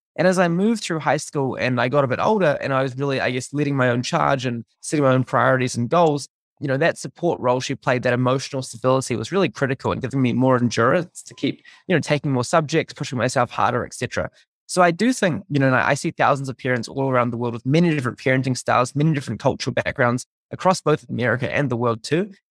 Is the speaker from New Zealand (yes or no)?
yes; New Zealand; moved away as an adult; growing up in New Zealand, uh, until I was fourteen